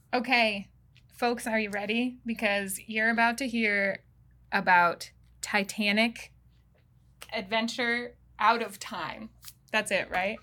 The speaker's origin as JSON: {"language": "English", "region": "Wyoming", "country": "United States", "also_born_or_lived": "Montana", "moved": "yes", "said": "I'm from Wyoming, but I did live in Montana"}